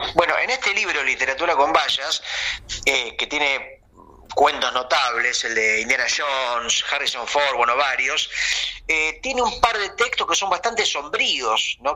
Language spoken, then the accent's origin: Spanish; Uruguay; yo, que soy de Uruguay